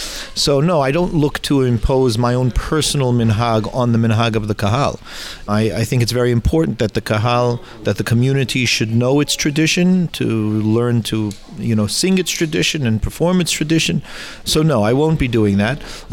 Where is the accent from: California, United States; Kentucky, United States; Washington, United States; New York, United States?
California, United States; Los Angeles; now in England; I was born in Los Angeles.